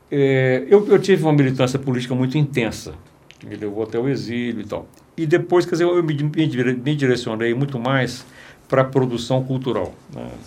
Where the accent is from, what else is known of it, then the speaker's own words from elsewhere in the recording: Belo Horizonte, Minas Gerais, Brazil; foi a época da minha infância aqui em Belo Horizonte, é porque eu cresci aqui nessa cidade